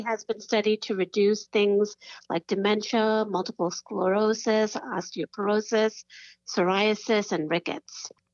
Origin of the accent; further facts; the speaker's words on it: New York, United States; I'm from New York